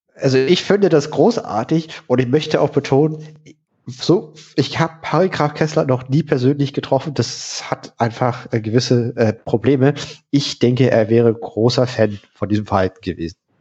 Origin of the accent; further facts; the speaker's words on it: Berlin, Germany; ich komme aus Köpenick